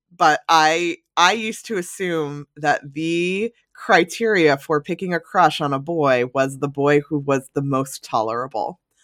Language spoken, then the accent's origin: English; New Jersey suburbs, United States; I grew up in the New Jersey suburbs